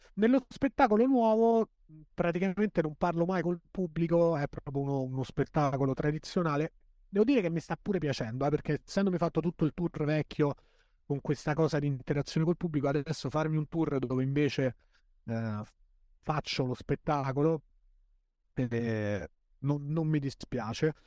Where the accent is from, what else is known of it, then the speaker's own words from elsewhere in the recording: L'Aquila, Abruzzo, Italy; Io sono cresciuto all'Aquila